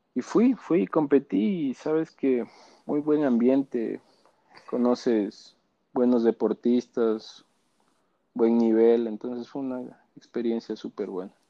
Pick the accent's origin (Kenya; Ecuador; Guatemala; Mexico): Ecuador; Quito, Pichincha; Nací en Quito, vivo en Quito.